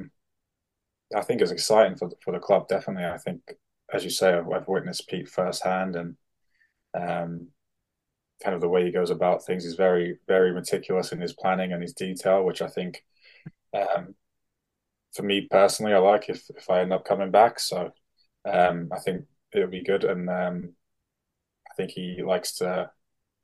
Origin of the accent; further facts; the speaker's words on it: United Kingdom; as a British defenseman